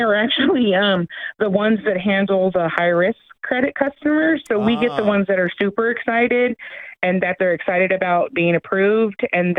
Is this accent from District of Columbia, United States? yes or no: no; Portland, Oregon, United States; moved away as an adult; now in Vancouver, United States; I was born in Portland, and then I moved over here when I got married, and I like up here better than Portland, very much so.